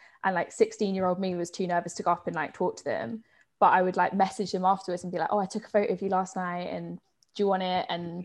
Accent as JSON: {"language": "English", "town": "Croydon", "region": "London", "country": "United Kingdom", "moved": "as an adult", "lives_now": "Manchester, United Kingdom", "said": "I'm from South London. So I'm from just outside of Croydon."}